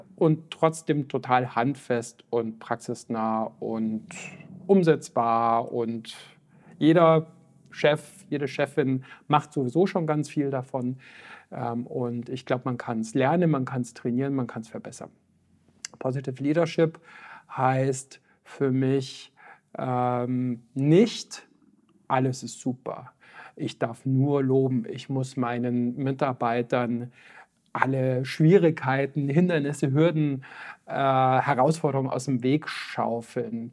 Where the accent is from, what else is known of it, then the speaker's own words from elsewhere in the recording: Füssen, Bavaria, Germany; aus dem Allgäu, wie gesagt, wo ich aufgewachsen bin, in Füssen, im schönen Füssen